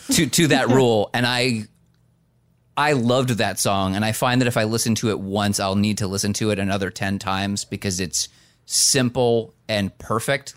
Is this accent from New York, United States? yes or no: no; New Jersey, United States; as somebody from the state of New Jersey